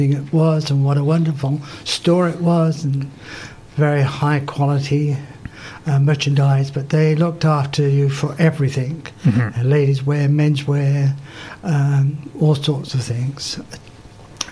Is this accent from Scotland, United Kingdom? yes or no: no; Clacton-on-Sea, East of England, United Kingdom; moved away as an adult; also born or lived in Muswell Hill, London; now in Kingston, Canada; Montague Burton's was in my hometown of Clatwell in Clacton, and that's where I worked